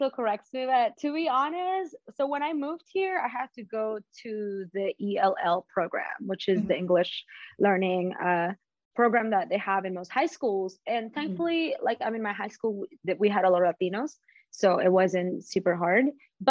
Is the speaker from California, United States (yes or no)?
no; Las Vegas, Nevada, United States; So I grew up here in Las Vegas and I've stayed.